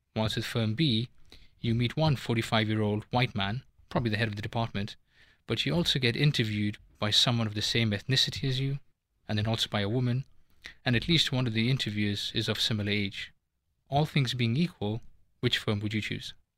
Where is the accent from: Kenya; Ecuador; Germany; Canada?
Kenya; moved away as an adult; also born or lived in United Kingdom; now in Switzerland; I am a straight male of Indian origin who was born and brought up in Kenya, went to university in the U K